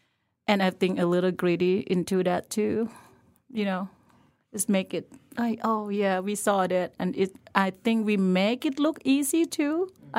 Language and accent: English; Lampang, Thailand; English is a second language; So I grew up in a small town in Thailand called Lampang. It was in the mountain, I was saying.